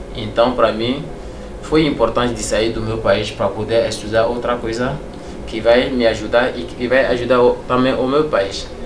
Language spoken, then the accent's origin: Portuguese; Togo; moved away as an adult; now in Brazil; eu sou do Togo.